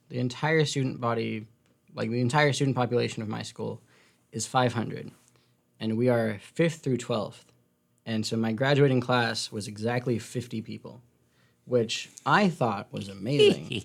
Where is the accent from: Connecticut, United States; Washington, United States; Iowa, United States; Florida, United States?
Washington, United States; Seattle; I come from sunny, sunny Seattle, Washington.